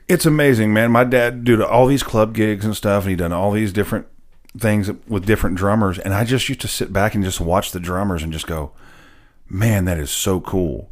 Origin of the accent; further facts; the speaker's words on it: Nashville, Tennessee, United States; I was actually born and raised in Nashville, a true unicorn